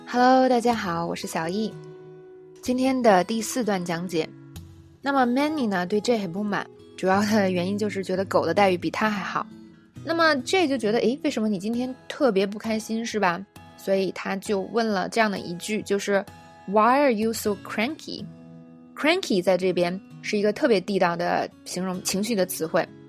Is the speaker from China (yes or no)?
yes; China; 我们中国人